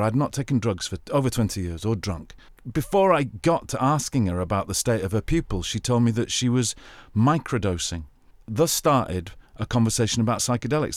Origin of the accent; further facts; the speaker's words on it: England, United Kingdom; accent: English; I'm an English guy with a very attractive English accent